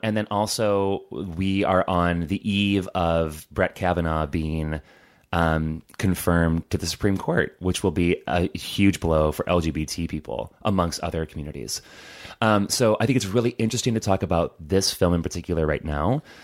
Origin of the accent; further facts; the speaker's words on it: Hobart, Indiana, United States; I grew up in Hobart, Indiana